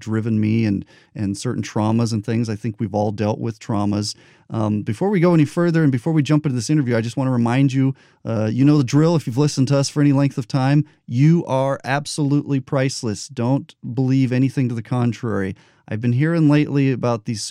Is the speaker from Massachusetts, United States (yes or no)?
no; New Mexico, United States; I grew up in New Mexico.